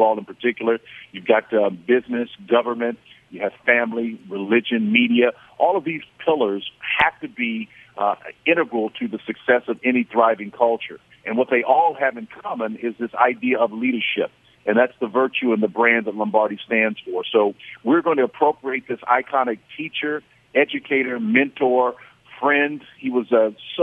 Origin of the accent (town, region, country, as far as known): Oklahoma, United States